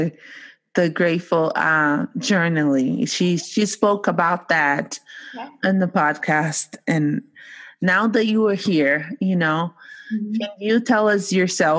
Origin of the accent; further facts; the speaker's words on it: Brazil; now in United States; I come from Brazil.